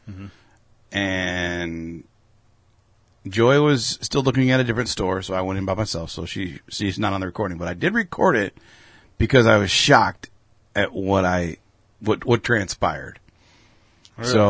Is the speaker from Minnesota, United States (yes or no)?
no; Wisconsin, United States; Well, actually, I'm from Wisconsin, but I shop in Illinois.